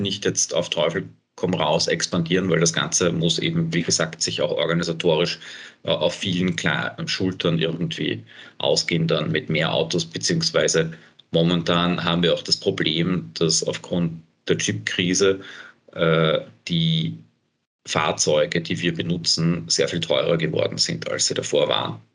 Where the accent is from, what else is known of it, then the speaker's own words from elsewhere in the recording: Bad Vöslau, Lower Austria, Austria; now in Vienna, Austria; ich komme aus dem Süden von Wien, meine Eltern wohnen noch immer äh, in Bad Fürslau